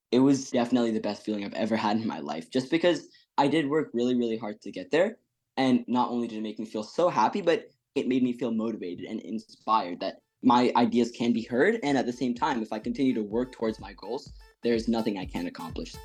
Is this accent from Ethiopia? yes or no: yes; Ethiopia; now in Fairfax, United States; I'm a fourteen-year-old going to Woodson High School in Fairfax, Virginia, and I was born in Ethiopia.